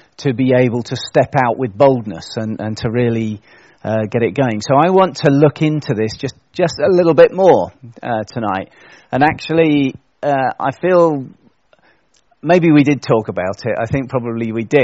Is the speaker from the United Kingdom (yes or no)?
yes; United Kingdom; as British people